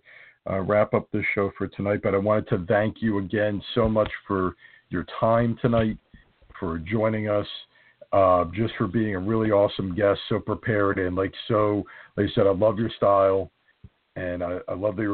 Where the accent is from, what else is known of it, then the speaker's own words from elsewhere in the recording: New Jersey, United States; I'm from New Jersey